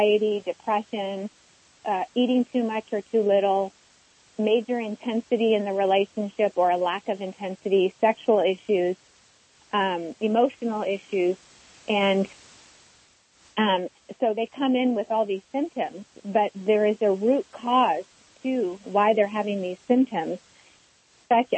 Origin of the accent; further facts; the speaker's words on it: Johannesburg, Gauteng, South Africa; moved away; I was born in Johannesburg before apartheid was abolished, so I experienced a lot of war trauma and immigration issues